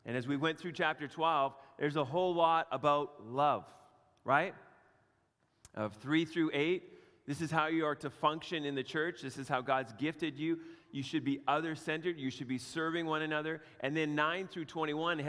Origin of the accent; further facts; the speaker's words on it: Canada; my growing up in Canada